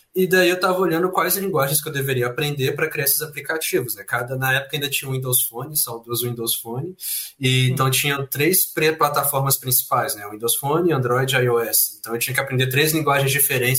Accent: Belo Horizonte, Minas Gerais, Brazil; also born or lived in Leopoldina; Eu sou de Belo Horizonte, Minas Gerais

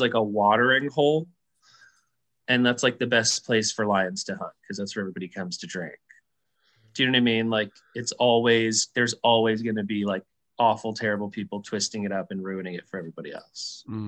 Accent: California, United States; also born or lived in Arizona; And I'm from California and Arizona, respectively. And I grew up Southern, even though I'm half Mexican and from Arizona and California

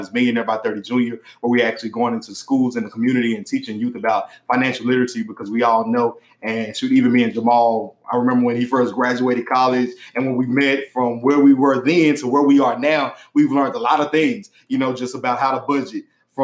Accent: Dallas, Texas, United States; I'm from Dallas, Texas.

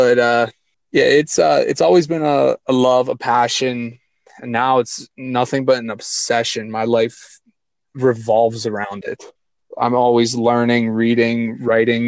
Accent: California, Pennsylvania, United States; Little south of Pittsburgh, about 45-minute drive, right around the College of California, University of Pennsylvania.

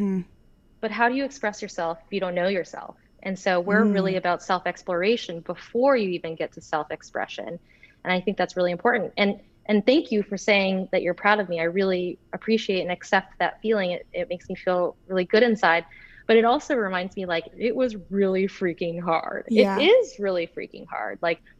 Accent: North Carolina, United States; also born or lived in Florida; I grew up in North Carolina. Well, I was born in Florida. Then we moved to North Carolina. So like, I used to have like a Southern accent, say y'all and all that stuff.

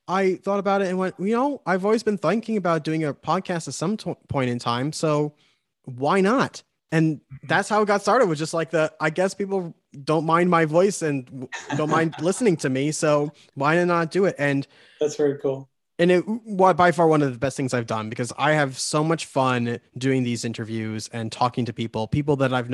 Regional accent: New York, United States; accent: New York; I have my New York accent fighting the Arizona accent, whatever that is

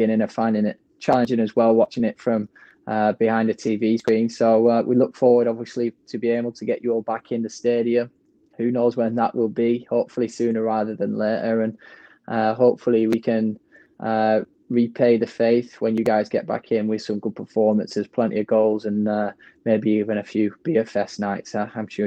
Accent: England, United Kingdom; now in Orange County, United States; as an Englishman

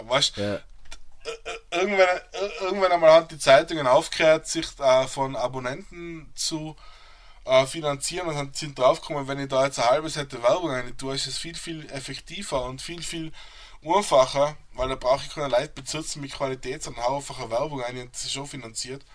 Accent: Reutte, Tyrol, Austria; moved away as an adult; now in United States; Ich bin in Reute geboren und aufgewachsen

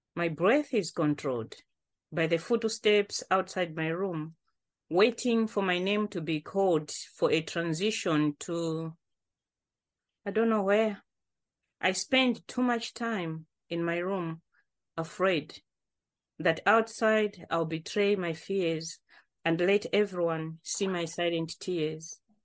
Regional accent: Malawi; now in Coventry, United Kingdom; I'm joining from Covenre because this is where I live now, but I'm original from Malawi

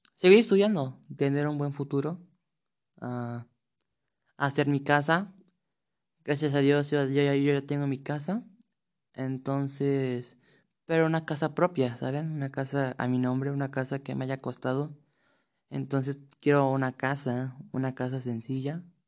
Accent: Mexico City, Mexico; Tengo 15 años y soy de la Ciudad de México.

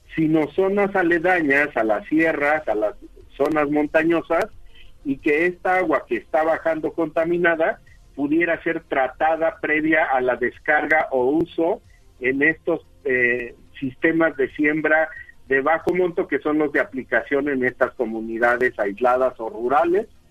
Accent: Mexico; como mexicanos

